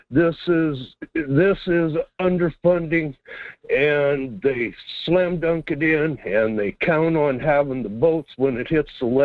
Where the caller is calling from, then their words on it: Quinhagak, Alaska, United States; here in Quinhagak.